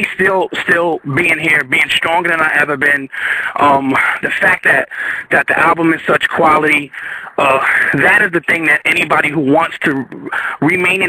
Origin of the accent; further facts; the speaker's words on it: New Jersey, United States; moved away; I'm from Jersey.